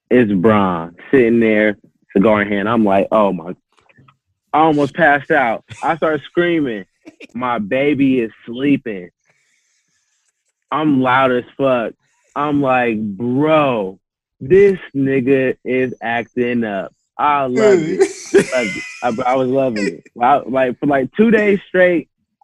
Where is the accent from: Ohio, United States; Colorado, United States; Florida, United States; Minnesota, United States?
Ohio, United States; Akron; now in Columbus, United States; I was born in Akron. I stayed there till I was 10. I moved to Columbus, and I've been here ever since